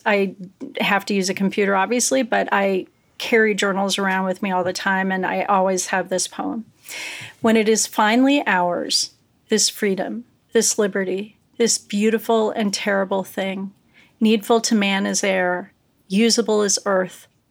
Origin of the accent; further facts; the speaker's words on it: United States; I'm an American